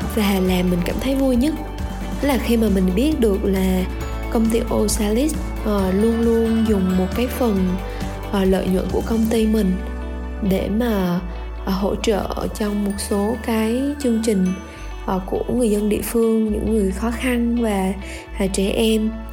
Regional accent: Da Lat, Lam Dong, Vietnam; là một cô gái sinh ra và lớn lên tại thành phố Đà Lạt

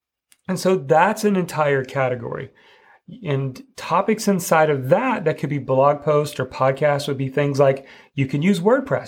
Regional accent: Midwest, United States; I grew up in the Midwest

